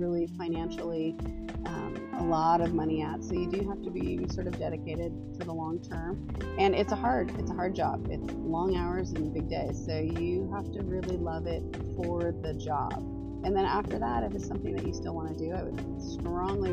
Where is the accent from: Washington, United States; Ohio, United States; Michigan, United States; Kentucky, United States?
Washington, United States; Western; So I grew up in Western Washington. I was born and bred here, been here all my life